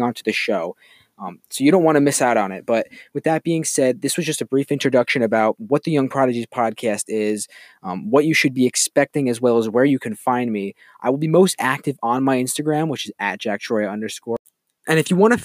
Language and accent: English; Hopewell Junction, New York, United States; I'm coming to you live from my hometown in Hopewell Junction, New York